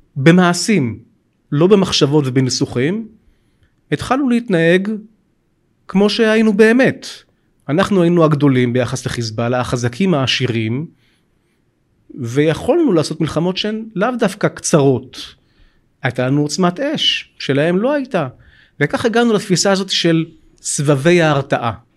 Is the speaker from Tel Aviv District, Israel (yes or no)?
yes; Bat Yam, Tel Aviv District, Israel; גם אני מקורי מבת ים